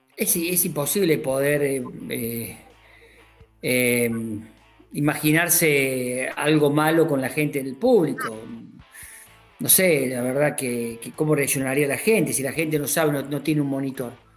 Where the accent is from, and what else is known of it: Córdoba, Argentina